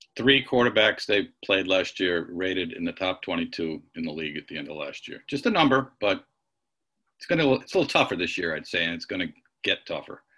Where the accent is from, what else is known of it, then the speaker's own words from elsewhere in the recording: Rhode Island, United States; moved away; my home state Rhode Island